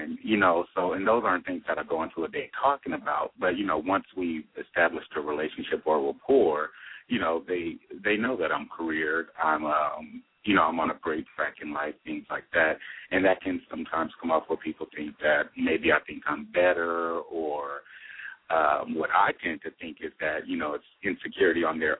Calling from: Los Angeles, California, United States; California, Los Angeles.

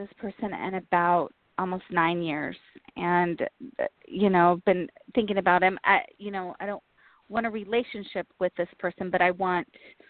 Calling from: Colorado, United States; I'm calling from Colorado.

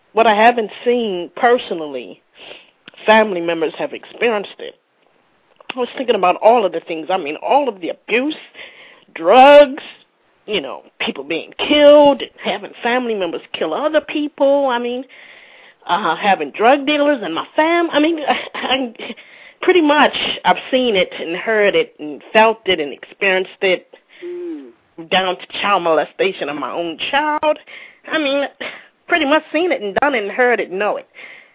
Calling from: Orlando, Florida, United States; I'm actually from Orlando, Florida.

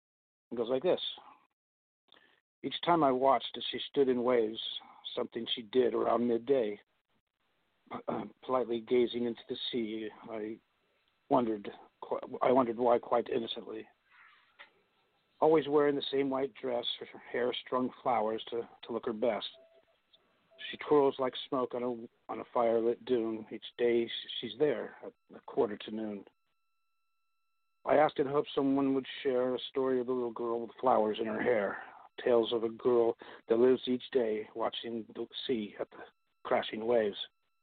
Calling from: California, United States

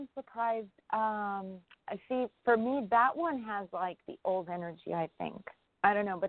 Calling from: New York, United States; from New York.

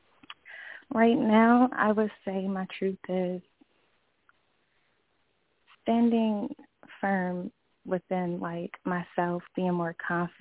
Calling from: Galloway, New Jersey, United States; I'm calling from New Jersey

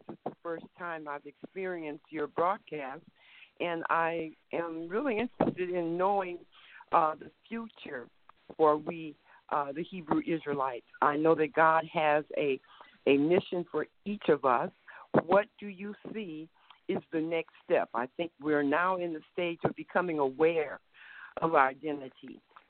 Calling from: Mesa, Arizona, United States; I'm calling from Mesa, Arizona.

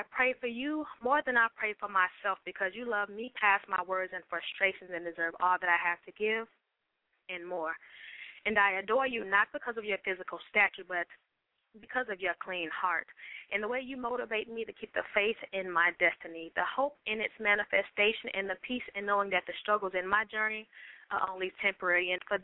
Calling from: Atlanta, Georgia, United States; I am calling from Atlanta, GA.

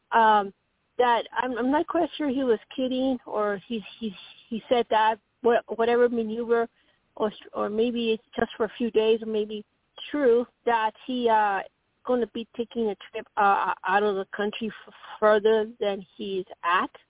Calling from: Arizona, United States; from Arizona

